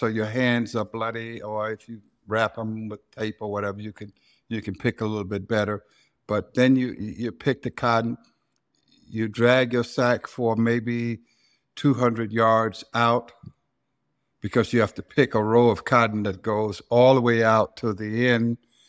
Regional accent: Silver City, Mississippi, United States; Well, first of all, I have to explain Silver City. It ain't no silver and it ain't no city. It's just cotton fields.

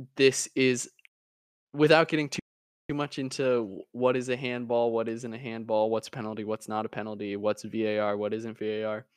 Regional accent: United States; as an American

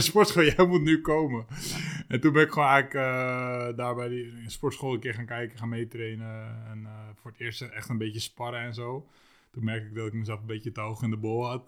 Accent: Lisse, South Holland, Netherlands; ik woonde toen, toen destijds in Lisse

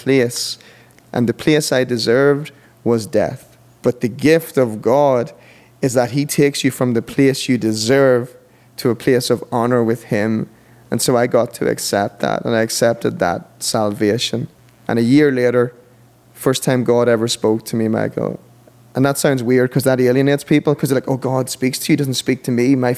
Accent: Monaghan, County Monaghan, Ireland; also born or lived in Dublin; we went to a little church in Monaghan, my hometown in Ireland

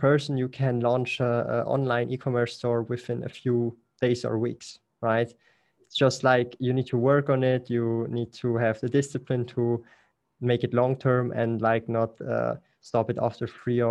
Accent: German-speaking Switzerland, Switzerland; English is a second language; Because like I'm from the Swiss German part, so I speak Swiss German and German.

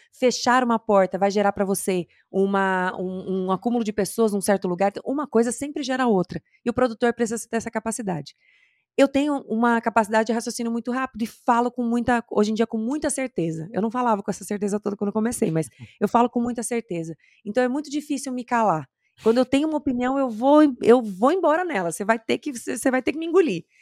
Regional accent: interior of Mato Grosso do Sul, Brazil; moved away; Eu sou do interior do Mato Grosso do Sul

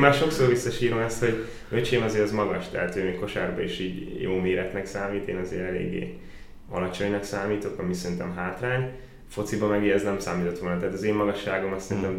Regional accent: Baja, Bács-Kiskun, Hungary; moved away as an adult; now in Szolnok, Hungary; bajai vagyok

